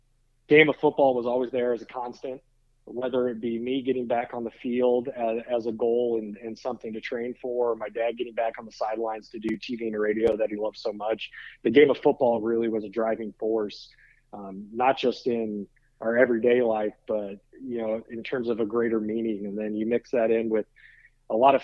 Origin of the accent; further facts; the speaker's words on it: South Bend, Indiana, United States; growing up in South Bend, Indiana